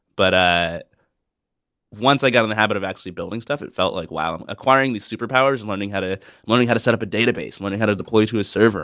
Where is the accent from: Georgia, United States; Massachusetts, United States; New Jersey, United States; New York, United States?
Georgia, United States; Atlanta; moved away as an adult; I grew up in the Deep South, in Atlanta, Georgia